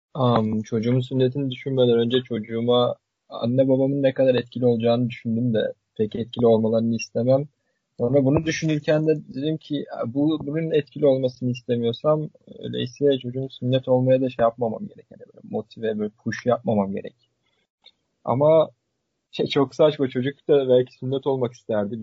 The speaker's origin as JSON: {"language": "Turkish", "region": "Sivas Province", "country": "Turkey", "said": "Ben Sivaslı olarak"}